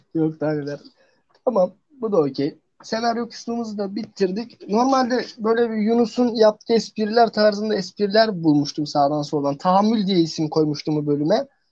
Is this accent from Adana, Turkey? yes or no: no; Trabzon, Turkey; Ben Trabzonluyum